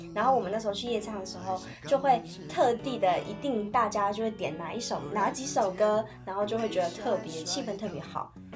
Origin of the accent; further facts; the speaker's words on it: Tainan, Taiwan; moved away as an adult; 像我是从台南来的